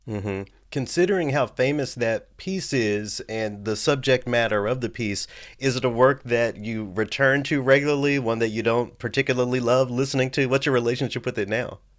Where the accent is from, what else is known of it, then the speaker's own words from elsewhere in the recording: Memphis, Tennessee, United States; moved away as an adult; also born or lived in Knoxville, Tennessee / Los Angeles, California; now in Minnesota, United States; I grew up in Memphis